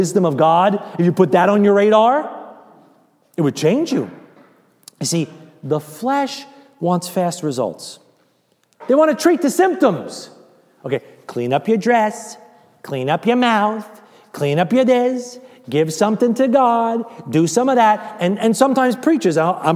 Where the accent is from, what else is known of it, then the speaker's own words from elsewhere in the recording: United States; I'm American